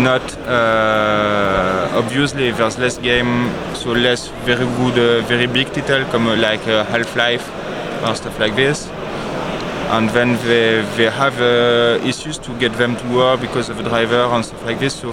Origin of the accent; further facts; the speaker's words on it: Aix-en-Provence, Provence-Alpes-Côte d'Azur, France; Yeah, Aix-en-Provence, near Marseille.